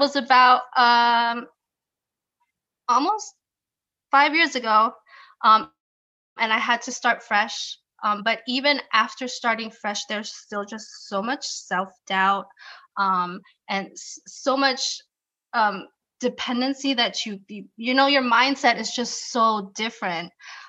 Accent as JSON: {"language": "English", "country": "Germany", "tie": "born or raised there", "said": "I was born and raised in Germany. By Filipino parents."}